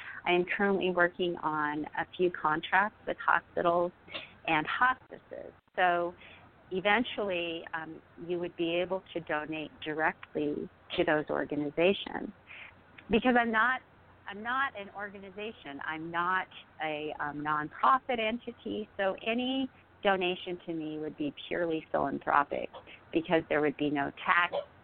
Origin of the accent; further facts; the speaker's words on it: United States; having been that consumeristic American middle-class woman